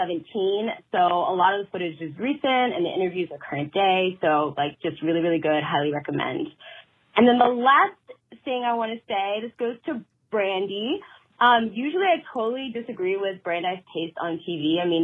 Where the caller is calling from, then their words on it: Michigan, United States; Michigan, and I'm just super excited to share some of my fave things.